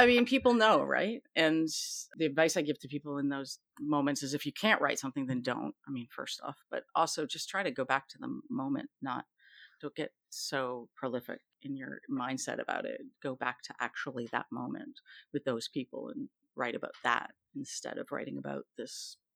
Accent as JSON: {"language": "English", "country": "Canada", "said": "I'm Canadian"}